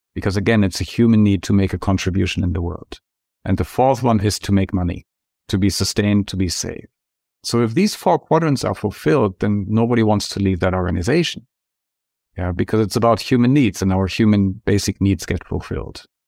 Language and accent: English; Germany; moved away as an adult; now in Santa Barbara, United States; my home country, packed two bags and moved to Santa Barbara, California, where I'm living now